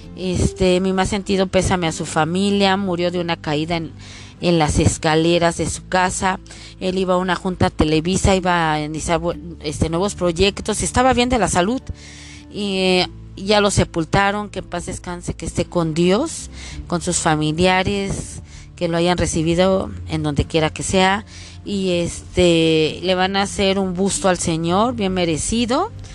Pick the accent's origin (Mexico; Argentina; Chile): Mexico; como buena mexicana